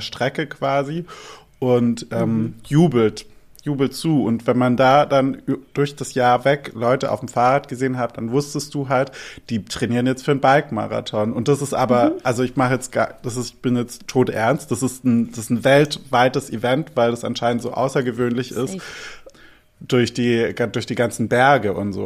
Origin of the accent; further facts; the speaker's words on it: Albstadt, Baden-Württemberg, Germany; moved away; Dort, wo ich aufgewachsen bin in Albstadt